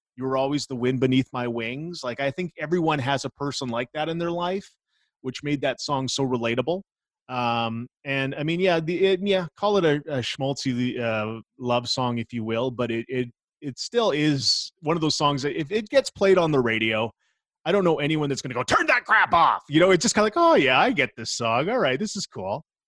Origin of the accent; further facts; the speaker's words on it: Innisfree, Alberta, Canada; growing up in Innisfree, uh, we didn't have cables